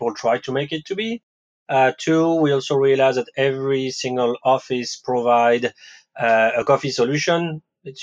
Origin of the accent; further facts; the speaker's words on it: France; English is a second language; moved away as an adult; also born or lived in West Coast, United States; now in New York, United States; I was actually born in France